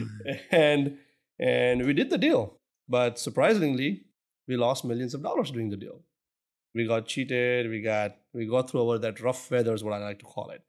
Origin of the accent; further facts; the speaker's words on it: Surat, Gujarat, India; moved away as an adult; now in Houston, United States; originally, I'm actually born and brought up in Surat, India